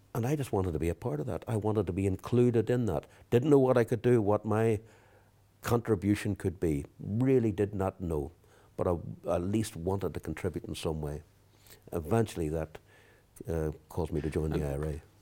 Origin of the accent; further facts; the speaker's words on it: England, United Kingdom; also born or lived in Belfast, Northern Ireland; at the age of four, I actually left Belfast. The family moved to England